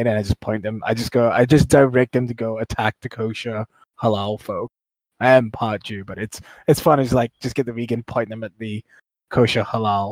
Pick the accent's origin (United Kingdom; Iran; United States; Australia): Australia; I'm Aussie